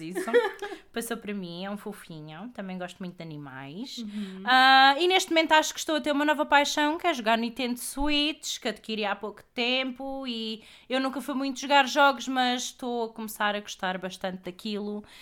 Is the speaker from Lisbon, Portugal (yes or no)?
no; Palmela, Setúbal, Portugal; sou de Palmela também. Inclusive, eu e a Andreia já fomos vizinhas